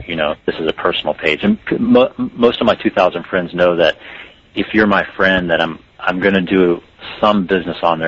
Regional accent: the South, United States; growing up in the South and the small town that I did

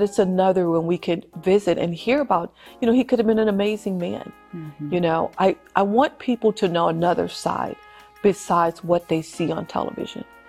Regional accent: Louisiana, United States; my home state of Louisiana

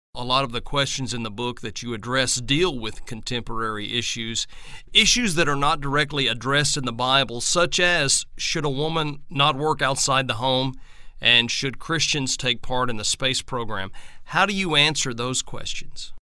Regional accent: Southeast Oklahoma, United States; When I was growing up in Southeast Oklahoma

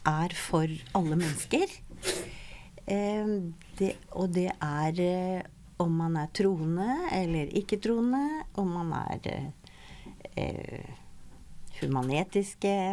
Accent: Oslo, Norway; Og jeg er fra Oslo.

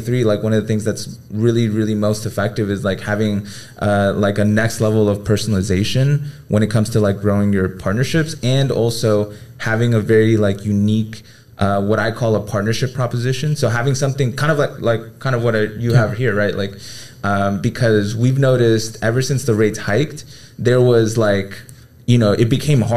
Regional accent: United States; I'm from here. I was born here in the U.S.

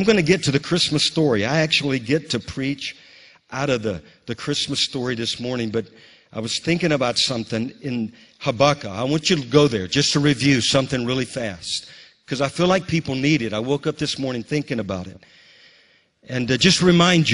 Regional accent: Bogalusa, Louisiana, United States; now in Moravian Falls, United States; my hometown in Bogalusa

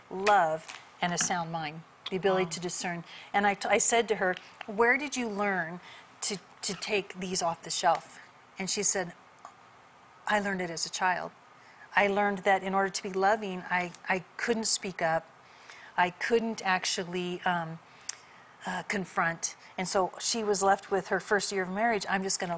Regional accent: California, United States; I grew up in California, not in church

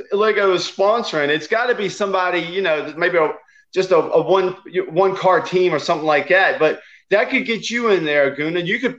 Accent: South Africa; eat chicken every day, but I'm from South Africa.

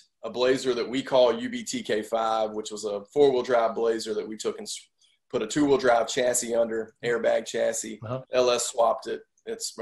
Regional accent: Cedartown, Georgia, United States; my hometown of Cedartown, Georgia, which is, I live about an hour away from there now

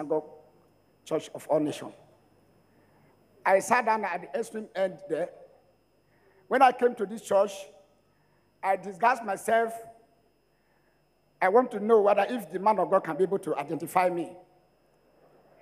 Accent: Ologbo, Edo, Nigeria; I am from Ologbo, Edo State

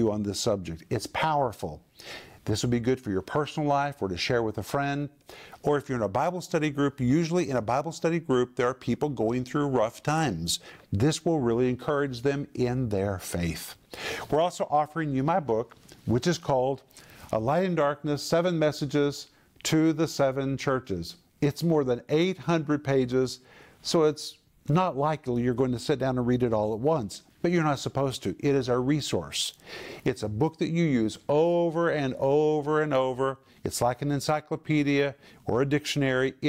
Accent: United States; I grew up in the United States.

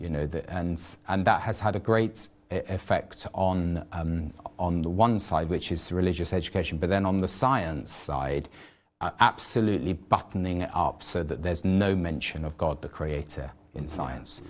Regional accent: United Kingdom; I'm British

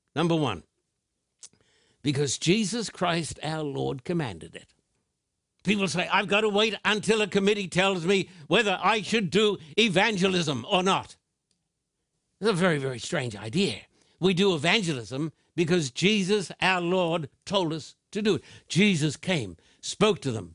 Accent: Australia; I'm an Australian with American citizenship, too

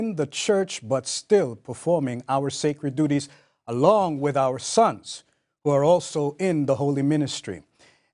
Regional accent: New York, United States; also born or lived in Jamaica; I grew up in New York

